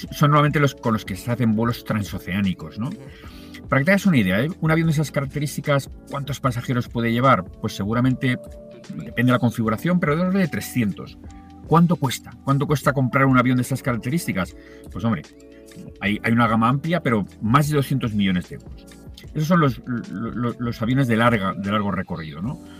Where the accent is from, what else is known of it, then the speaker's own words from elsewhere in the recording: Tarragona, Catalonia, Spain; now in Madrid, Spain; es cierto que vivo en Madrid, pero te recuerdo que soy de Tarragona y que hace muchos años que no vivo allí.